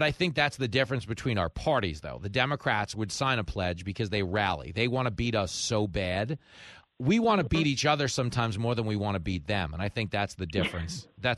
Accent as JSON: {"language": "English", "area": "Nassau County", "region": "New York", "country": "United States", "tie": "born or raised there", "said": "I grew up in Nassau County."}